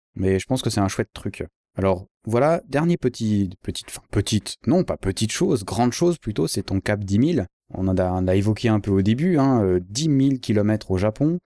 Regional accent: Switzerland; je suis suisse

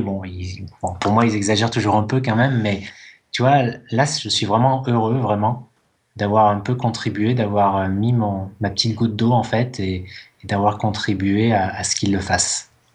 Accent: France; je suis français, tu vois, je suis pas anglais

